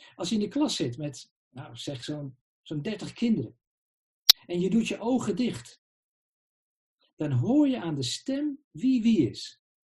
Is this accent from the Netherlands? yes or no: yes; Netherlands; we zijn burgers van het Rijk der Nederlanden